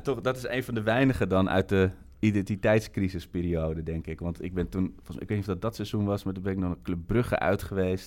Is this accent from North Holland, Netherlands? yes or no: yes; Amsterdam, North Holland, Netherlands; ik kom uit Amsterdam en, en hele, hele mooie jeugdherinneringen aan.